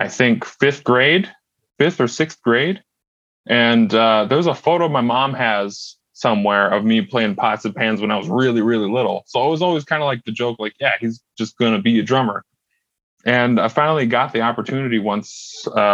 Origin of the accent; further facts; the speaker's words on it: Red Lake Falls, Minnesota, United States; also born or lived in Fargo; I grew up in Red Lake Falls, Minnesota, which is only about 40 minutes east of Grand Forks